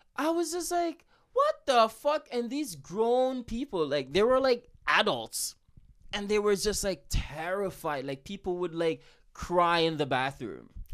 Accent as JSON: {"language": "English", "country": "Jamaica", "said": "I'm from Jamaica"}